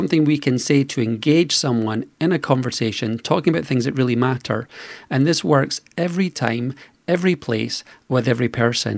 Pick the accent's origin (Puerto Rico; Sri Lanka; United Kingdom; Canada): United Kingdom; Scotland; I was born in Scotland.